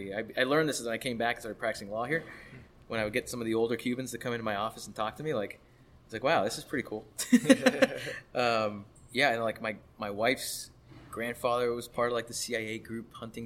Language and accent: English; Miami, Florida, United States; also born or lived in Gainesville, Florida; Grew up most of my life in Miami, a little stint in like Central Florida.